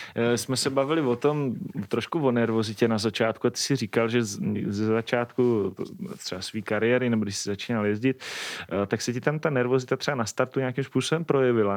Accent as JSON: {"language": "Czech", "region": "Moravia", "country": "Czechia", "said": "u nás na Moravě"}